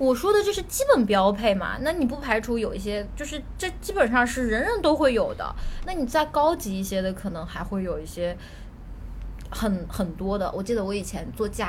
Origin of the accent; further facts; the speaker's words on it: China; 我我小时候甚至不知道梦龙、可爱多，因为我们在我小时候在一个小县城里，就这种东西都是没有的。然后到后来，我刚到上海的时候